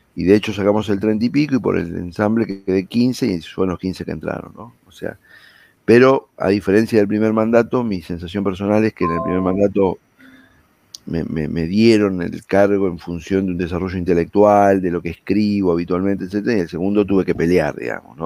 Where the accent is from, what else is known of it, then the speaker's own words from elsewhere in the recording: Wilde, Buenos Aires Province, Argentina; nací en Wilde en 1965, Wilde es una localidad de Avellaneda, acá en el Gran Buenos Aires. Me crié en el seno de una, de una familia humilde